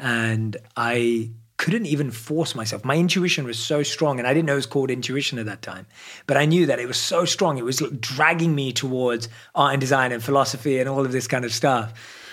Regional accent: London, United Kingdom; I'm a born and raised in London.

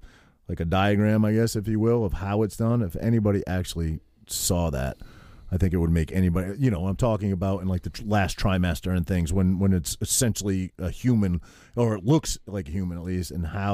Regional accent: Maine, United States; I grew up in Maine swimming in lakes and streams and ponds

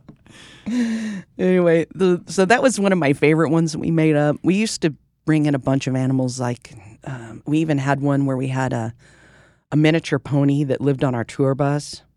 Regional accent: Fort Worth, Texas, United States; we're from Fort Worth

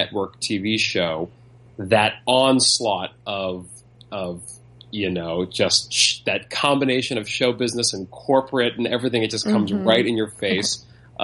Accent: New York City, New York, United States; moved away as an adult; also born or lived in Las Vegas / Los Angeles; I was born and raised here in Manhattan

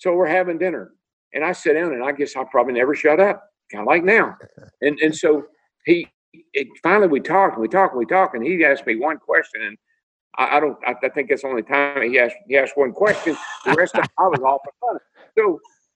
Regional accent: Owensboro, Kentucky, United States; moved away; also born or lived in Franklin, Tennessee; I grew up in Owensboro, Kentucky. I lived in Franklin, Tennessee

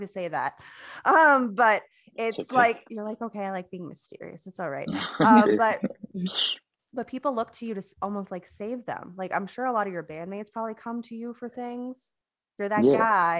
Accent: Florida, United States; moved away as an adult; now in North Carolina, United States; I'm actually from Florida, not from North Carolina. As you can probably hear, I don't have an accent. I'm not from here.

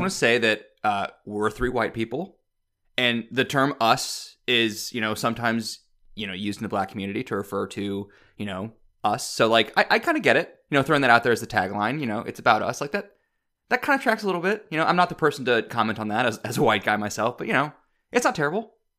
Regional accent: Midwest, United States; I'm also from the Midwest

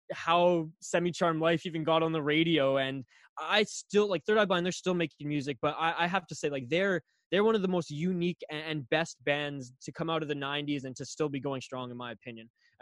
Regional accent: Canada; I'm Canadian.

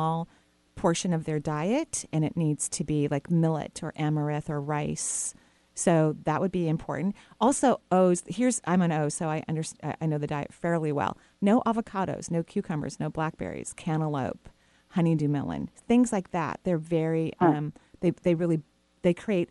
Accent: Bellevue, Washington, United States; we grew up in Bellevue

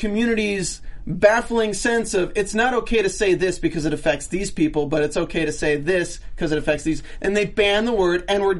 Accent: North Carolina, United States; I'm from North Carolina. I live 10 minutes away from Duke campus

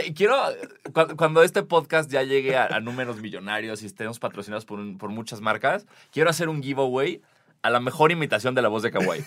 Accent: Mexico; como mexicanos

